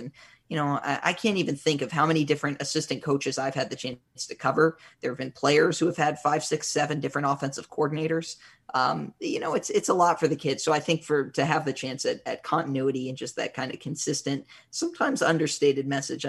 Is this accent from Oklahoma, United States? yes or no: yes; Tulsa, Oklahoma, United States; I grew up in Tulsa, Oklahoma, in a time before the Oklahoma City Thunder were a thing.